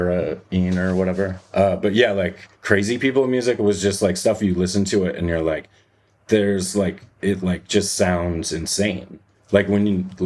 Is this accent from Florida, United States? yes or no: no; South Dakota, United States; moved away as an adult; now in Minneapolis, United States; I grew up in South Dakota